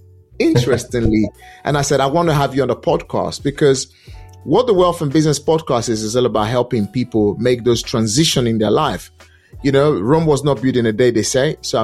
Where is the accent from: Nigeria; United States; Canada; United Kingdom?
Nigeria; English is a second language; moved away; Because I'm Nigerian descent. I mean, not Nigerian descent. I relocated from Nigeria way back. And at the end of the day, came to this country. I did not speak English language the way people speak English language here.